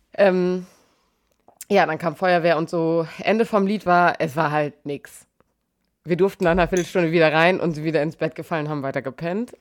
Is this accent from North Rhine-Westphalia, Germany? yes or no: no; Emsbüren, Lower Saxony, Germany; moved away; in Emsbüren, also aus meiner Heimat